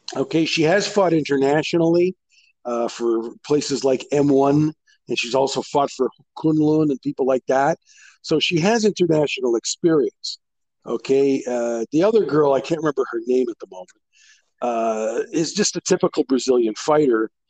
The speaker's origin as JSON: {"language": "English", "country": "Canada", "said": "I'm Canadian"}